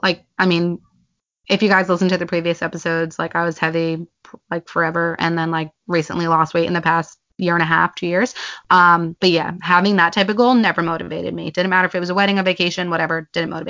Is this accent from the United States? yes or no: yes; United States; we're from America